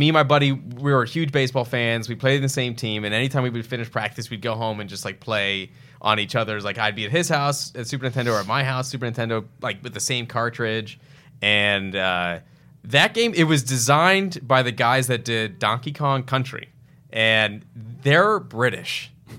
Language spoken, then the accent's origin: English; Texas, United States; I'm from Texas.